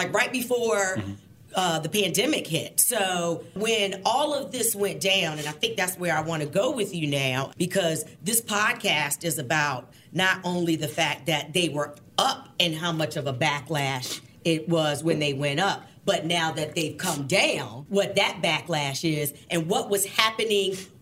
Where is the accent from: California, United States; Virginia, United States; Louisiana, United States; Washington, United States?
Virginia, United States; Tidewater; now in Richmond, United States; I'm from Tidewater